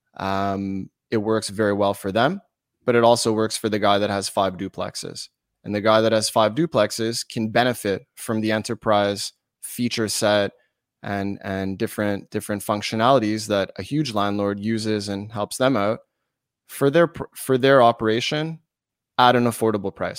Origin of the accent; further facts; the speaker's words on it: Montreal, Quebec, Canada; I'm from Montreal. we're Canadian